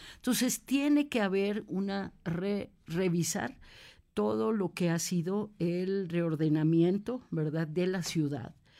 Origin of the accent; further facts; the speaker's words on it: Puebla, Mexico; also born or lived in Mexico City; Yo soy poblana, poblana, orgullosa además poblana.